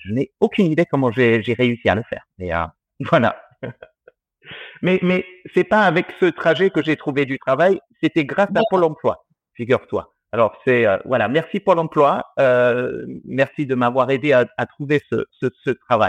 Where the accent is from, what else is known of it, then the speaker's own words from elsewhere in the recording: Australia; moved away as an adult; now in France; je suis franco-australien. J'ai grandi euh, en Australie et j'y suis resté jusqu'à mes 21 ans